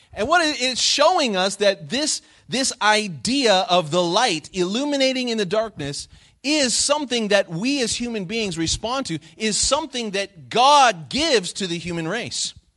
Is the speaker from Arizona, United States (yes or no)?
yes; Phoenix, Arizona, United States; moved away as an adult; I grew up twenty years in Phoenix, Arizona